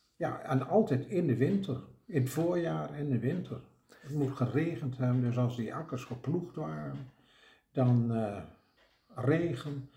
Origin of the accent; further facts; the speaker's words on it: Drenthe, Netherlands; accent: Drents; ik ben een Drents